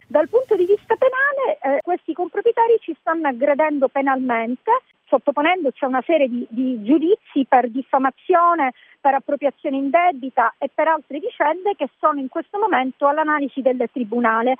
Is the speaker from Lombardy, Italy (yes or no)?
no; Sicily, Italy; io ho voluto dare un contributo alla mia terra, la Sicilia